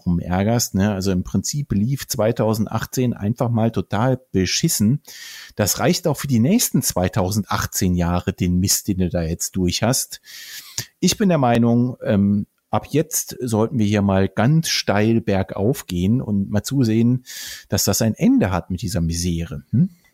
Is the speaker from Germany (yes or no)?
yes; Bonn area, North Rhine-Westphalia, Germany; moved away; es ist ja auch so ein bisschen weit unsere Heimat, ja. ne? zumindest äh, so da, wo wir geboren und aufgewachsen sind in der Gegend